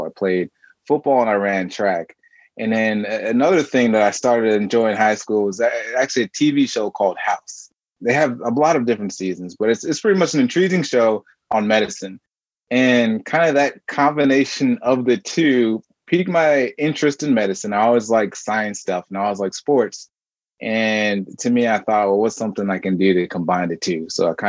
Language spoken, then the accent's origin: English; Marietta, Georgia, United States; also born or lived in New York; And I was born in New York, and I moved around a lot, and I ended up spending most of my time in Georgia. So Marietta, Georgia is where I spent most of my time, and in Atlanta, Georgia.